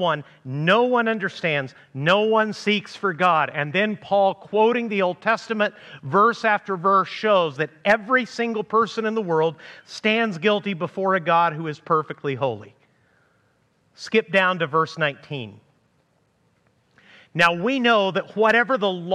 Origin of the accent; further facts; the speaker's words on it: Amarillo, Texas, United States; moved away; my hometown of Amarillo, Texas